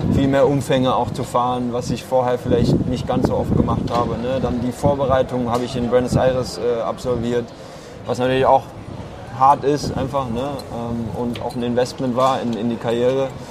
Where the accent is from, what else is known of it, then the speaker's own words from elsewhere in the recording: Karlsruhe, Baden-Württemberg, Germany; ein Jahr in Karlsruhe Ruppur, da wo ich herkomme